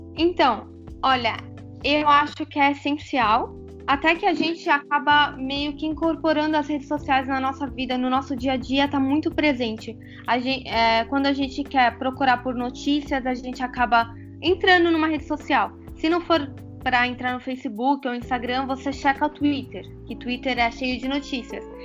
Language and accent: Portuguese; Brazil; moved away as an adult; now in Lebanon; eu morei 18 anos no Brasil, nasci no Brasil